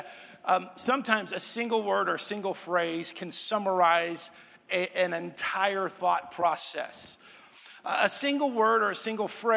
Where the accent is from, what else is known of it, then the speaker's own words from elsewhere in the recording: Texas, United States; I grew up in Texas